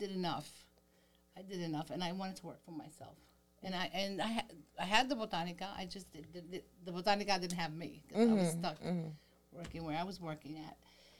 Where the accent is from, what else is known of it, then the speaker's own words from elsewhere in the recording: New York City, New York, United States; now in Staten Island, United States; I'm from East New York. I grew up in East New York.